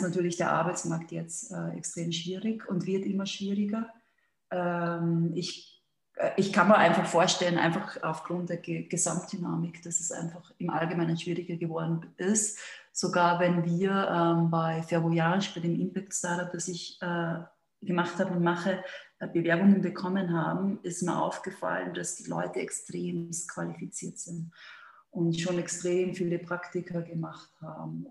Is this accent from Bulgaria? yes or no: no; Austria; moved away as an adult; also born or lived in London / Hong Kong / Singapore / Madrid; now in Switzerland; ich bin Österreicherin